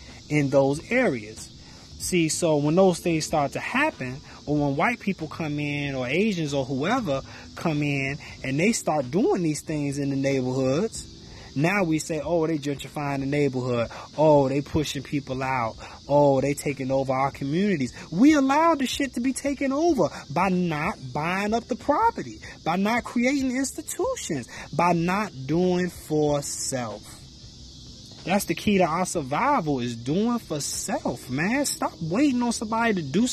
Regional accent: Chicago, Illinois, United States; I grew up in the Chicago area. You know what I'm saying? In and around the city of Chicago.

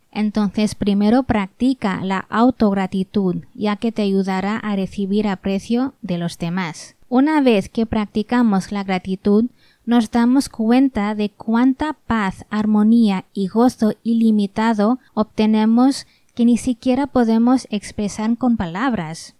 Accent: Spain; nací y crecí en España por padres hindúes

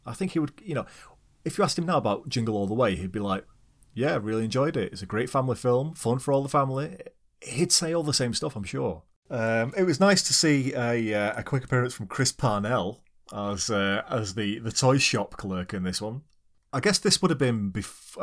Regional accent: United Kingdom; we're British.

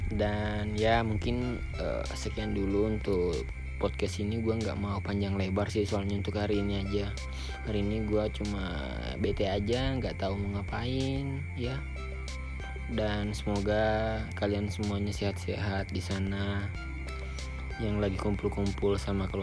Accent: Soppeng, South Sulawesi, Indonesia; jadi sekarang ini gue di kampung halaman gue yang belum tahu kampung halaman gue itu di mana di tepatnya di Sopeng

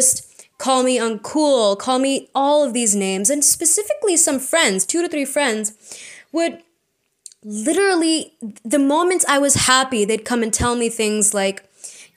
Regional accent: India; We are Indian postgrads in psychology

